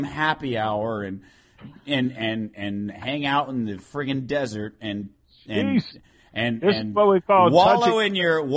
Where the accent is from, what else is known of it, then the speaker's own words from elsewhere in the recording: Phoenix, Arizona, United States; moved away; I grew up in Phoenix